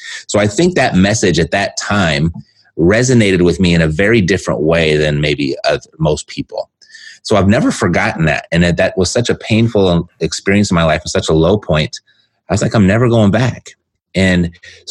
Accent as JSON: {"language": "English", "region": "Southern California", "country": "United States", "tie": "born or raised there", "said": "I'm born and raised in Southern California"}